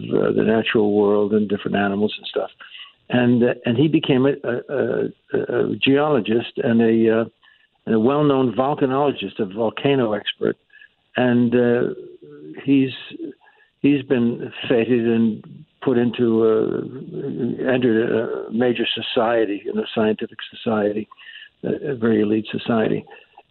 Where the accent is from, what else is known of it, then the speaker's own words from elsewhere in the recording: Yonkers, New York, United States; I grew up in Yonkers, New York